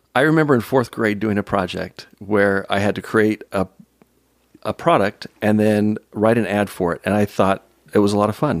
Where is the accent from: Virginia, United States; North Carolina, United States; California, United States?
California, United States; San Jose; I grew up in San Jose, San Jose, California